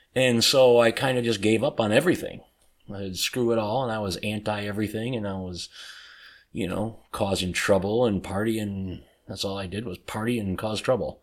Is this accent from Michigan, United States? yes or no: yes; Detroit, Michigan, United States; I grew up in Detroit.